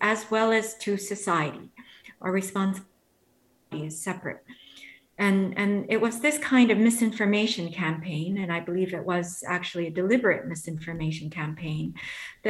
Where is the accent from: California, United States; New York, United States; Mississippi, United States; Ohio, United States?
New York, United States; New York City; I grew up in New York City during the time when it was rather violent